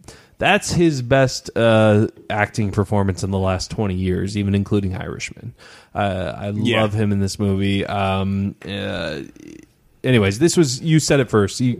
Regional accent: Midwest, United States; I love that I come from the Midwest. I know Philadelphia is not technically the Midwest, but like it feels home to me.

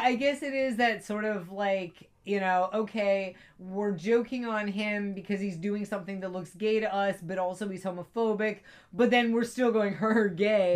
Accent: East Coast, United States; also born or lived in Italy; I'm from the East Coast. I've always lived on the East Coast. I've never lived off the East Coast.

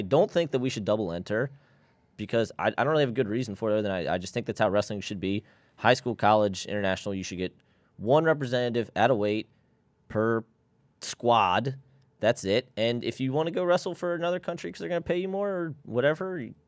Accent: Maryland, United States; Yeah, Maryland, Maryland's awesome. But if I was born in Pennsylvania, I'd love Pennsylvania too.

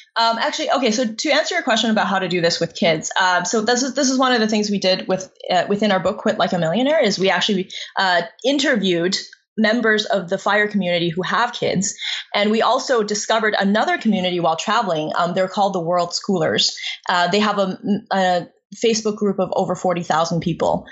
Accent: China; moved away; I was born in China in a um, like rural village

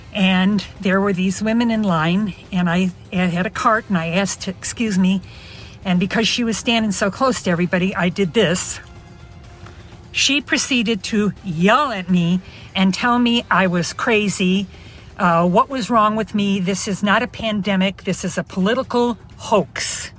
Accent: Chicago, Illinois, United States; I'm almost 75, but I'm from Chicago.

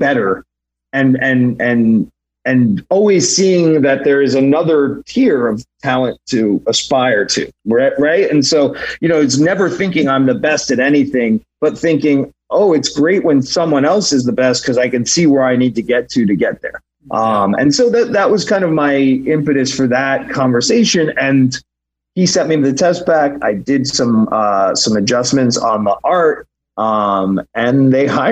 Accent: New York, United States; now in Los Angeles, United States; growing up in New York

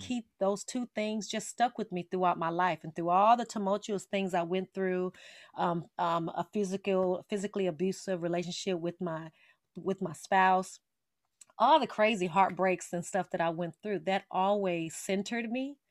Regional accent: Las Vegas, Nevada, United States; I am from Las Vegas, Nevada, born and raised

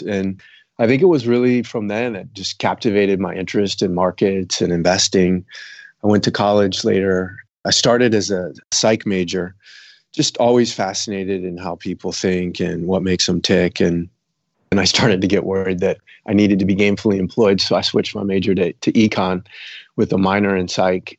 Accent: south suburbs of Chicago, Illinois, United States; also born or lived in Bermuda; now in San Francisco, United States; I grew up in Illinois, south suburbs of Chicago

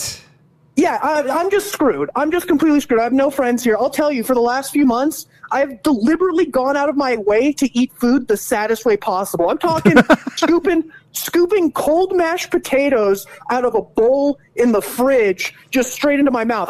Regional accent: California, United States; moved away as an adult; now in Colorado, United States; we're in California, born and raised there.

